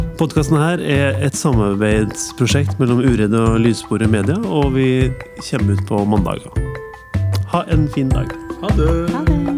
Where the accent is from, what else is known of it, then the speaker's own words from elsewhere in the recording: Ytterøya, Trøndelag, Norway; Jeg er fra Ytterøya